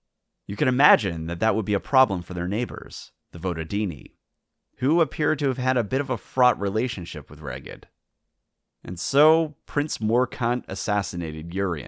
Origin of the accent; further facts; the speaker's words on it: North Wales, United Kingdom; we're from North Wales